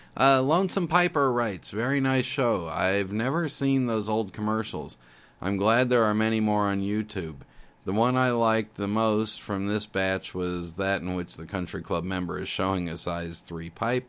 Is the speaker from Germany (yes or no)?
yes; eastern Germany, Germany; I've heard this before and asked all my friends and family, I'm from Eastern Germany, whether they ever heard of a Christmas pickle, and they all laughed and shook their heads.